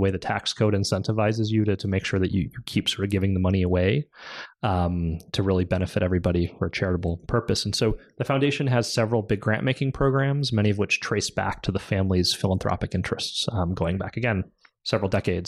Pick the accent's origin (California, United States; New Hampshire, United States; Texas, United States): California, United States; we moved home to California. We're both Californian